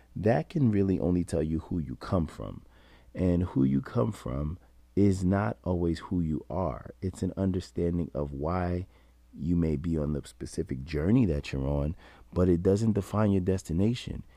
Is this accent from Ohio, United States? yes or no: no; New York, United States; being a New Yorker